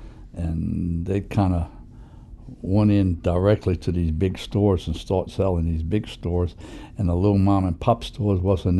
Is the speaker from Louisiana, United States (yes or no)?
yes; New Orleans, Louisiana, United States; I was born in French Quarter. I went to St. Mary's School around the corner, St. Mary's Italian School.